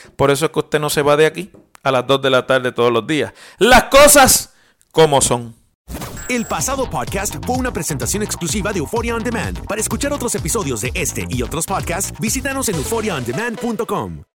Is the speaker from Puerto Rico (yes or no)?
yes; Puerto Rico; si los puertorriqueños somos ciudadanos americanos